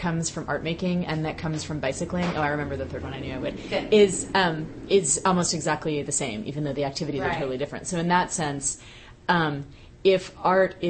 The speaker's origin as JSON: {"language": "English", "area": "Bay Area", "region": "California", "country": "United States", "tie": "born or raised there", "moved": "yes", "said": "I was in my late teens, right. growing up in the Bay Area"}